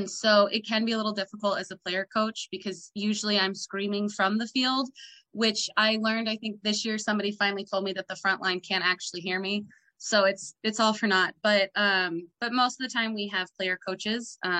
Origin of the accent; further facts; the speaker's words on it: Ireland; accent: Irish; moved away as an adult; now in Washington, DC, United States; you can tell from my accent, I'm Irish. I grew up in Ireland. I just moved to DC this year